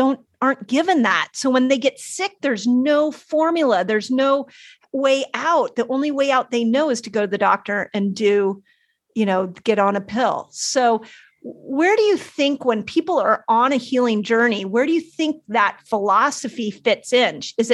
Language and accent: English; Malibu, California, United States; growing up in Malibu